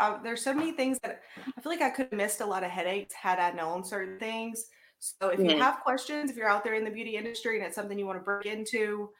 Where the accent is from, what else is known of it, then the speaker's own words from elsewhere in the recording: Grenada, Mississippi, United States; also born or lived in Madison, Alabama; I'm actually from Grenada, Mississippi, which is where Crispin is from.